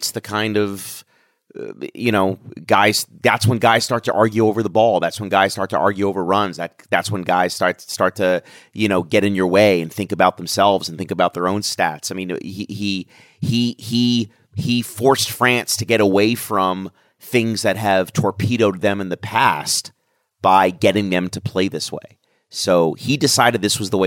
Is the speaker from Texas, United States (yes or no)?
no; Washington, District of Columbia, United States; I'm from Washington, D.C.